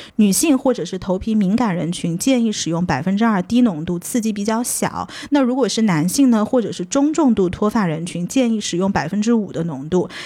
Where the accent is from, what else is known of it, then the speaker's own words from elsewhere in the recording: China; moved away; 我刚刚出国的时候，我会发现国内，至少我小的时候，在头发上面花的时间、精力、金钱是特别少少的的